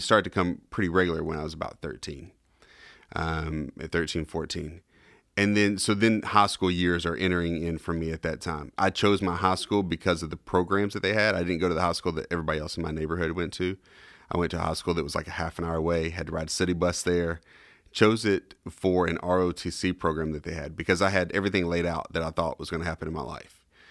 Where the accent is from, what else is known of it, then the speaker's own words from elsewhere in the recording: Kentucky, United States; also born or lived in Tennessee; now in Charlotte, United States; growing up in Kentucky